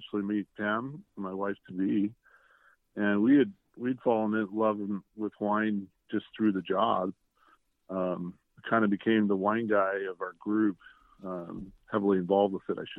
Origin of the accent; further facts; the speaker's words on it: El Paso, Texas, United States; moved away as an adult; also born or lived in Austin, Texas / Houston, Texas; now in Napa Valley, United States; I started in El Paso, which was my hometown